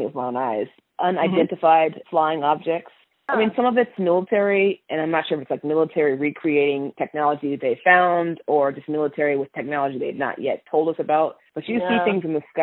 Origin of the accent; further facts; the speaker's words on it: Seattle, Washington, United States; I'm also from Seattle, Washington, so we don't really have accents there